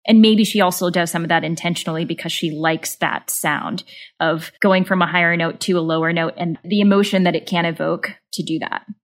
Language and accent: English; Southern Missouri, United States; I grew up in Southern Missouri.